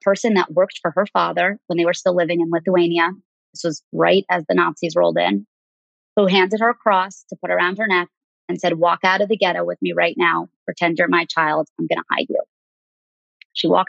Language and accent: English; New York City, New York, United States; I grew up on the Upper East Side of New York